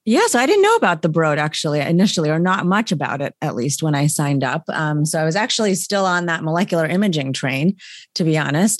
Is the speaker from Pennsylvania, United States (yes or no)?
yes; State College, Pennsylvania, United States; I'm from State College, Pennsylvania, home of Penn State. Um, so grew up, um, you know, uh, in the middle of a university campus effectively